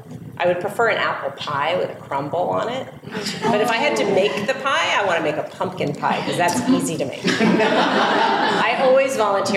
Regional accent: Los Angeles, California, United States; I grew up in Los Angeles

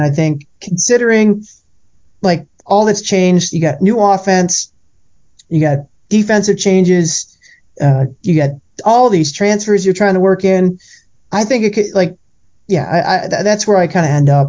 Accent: Milwaukee, Wisconsin, United States; I grew up in Milwaukee

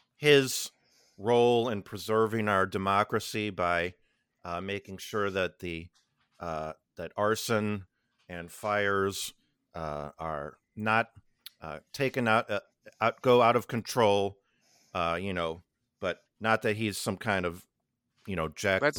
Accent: Illinois, United States; I've been around a lot of them, especially growing up on the North Shore of Chicago.

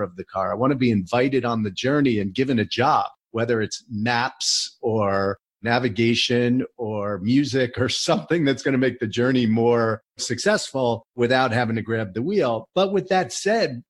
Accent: New Jersey, United States; also born or lived in College Park, Maryland; I grew up in New Jersey

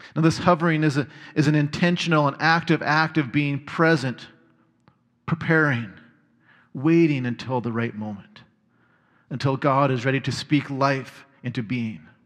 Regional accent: Red Deer, Alberta, Canada; growing up in Red Deer

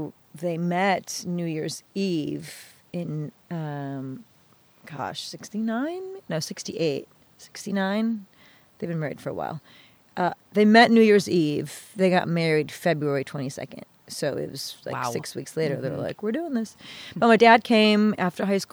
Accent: Farmington Hills, Michigan, United States; also born or lived in Detroit; I grew up in Farmington Hills, and where I grew up was an extraordinarily diverse communities

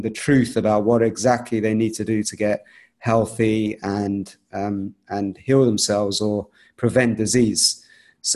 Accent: London, United Kingdom; I was actually born in the UK in London. I'm Indian. I come from that background

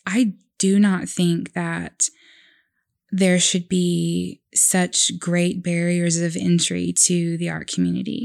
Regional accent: Oklahoma, United States; born in, you know, Oklahoma County

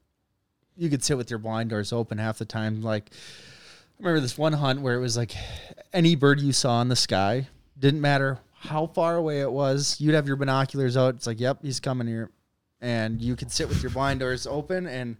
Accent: Minnesota, United States; accent: Minnesota; also born or lived in North Dakota / Jackson, Mississippi; They liked my Minnesota accent.

